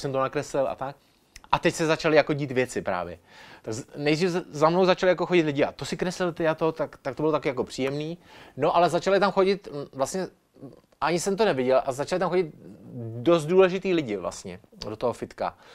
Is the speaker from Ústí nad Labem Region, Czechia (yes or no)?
no; Ostrava, Moravian-Silesian Region, Czechia; jako Ostravák